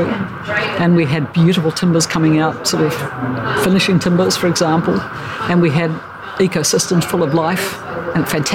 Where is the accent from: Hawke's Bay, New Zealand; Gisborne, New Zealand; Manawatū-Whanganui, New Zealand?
Gisborne, New Zealand; Tairāwhiti; I'm from Tairāwhiti, from the East Coast